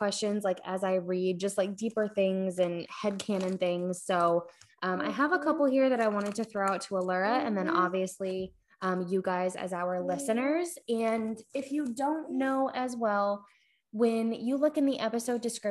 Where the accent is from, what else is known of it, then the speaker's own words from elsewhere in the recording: Maine, United States; moved away as an adult; also born or lived in New York; I grew up in Maine